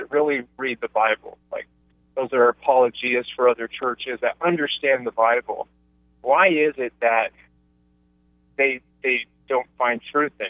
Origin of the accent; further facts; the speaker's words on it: Salt Lake City, Utah, United States; I was born and raised in Salt Lake City, Utah, and so it's mostly Mormons